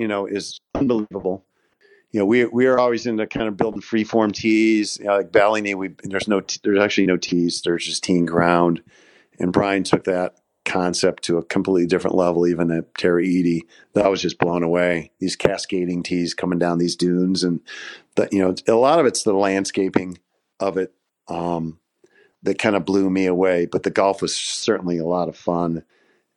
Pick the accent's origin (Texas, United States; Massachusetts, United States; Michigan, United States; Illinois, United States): Michigan, United States; Detroit; I grew up in Detroit